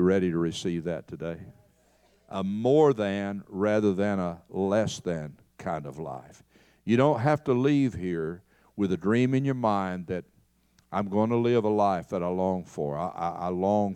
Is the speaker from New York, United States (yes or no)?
no; Knoxville, Tennessee, United States; moved away as an adult; also born or lived in Kentucky; now in Texas, United States; my hometown of Knoxville